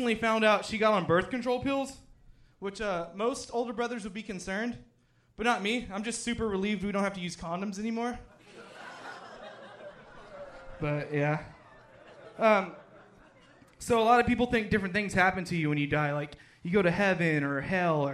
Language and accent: English; Houston, Texas, United States; I'm from Houston, Texas